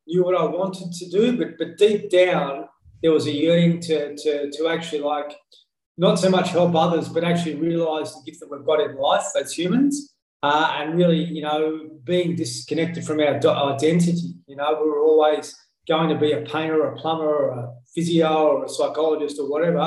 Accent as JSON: {"language": "English", "town": "Horsham", "region": "Victoria", "country": "Australia", "tie": "born or raised there", "said": "I come from Horsham in country Victoria. So I was a little fella there."}